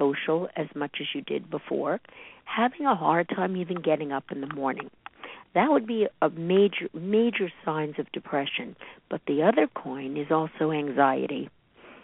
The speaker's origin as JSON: {"language": "English", "town": "New York City", "region": "New York", "country": "United States", "tie": "born or raised there", "said": "I grew up in Brooklyn, New York"}